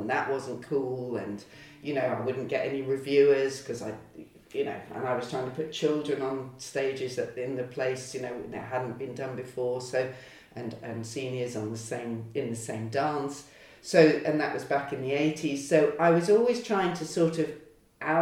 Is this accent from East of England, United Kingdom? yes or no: yes; Lowestoft, East of England, United Kingdom; I grew up in Lowestoft on the East Coast